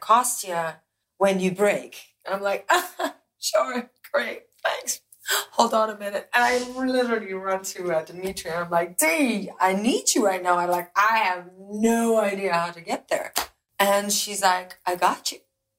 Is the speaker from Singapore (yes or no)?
no; Belgium; moved away; I'm from Belgium.